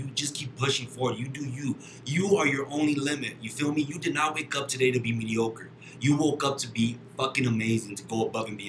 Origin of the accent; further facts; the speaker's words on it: El Paso, Texas, United States; Born and raised in El Paso, Texas, May 5th, 1988. Born and raised in El Paso, Lower Valley.